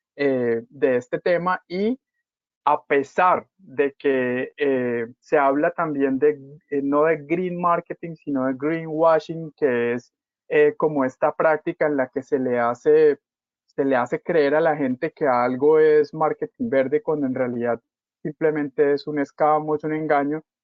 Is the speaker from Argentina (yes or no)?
no; Cali, Valle del Cauca, Colombia; yo soy de Cali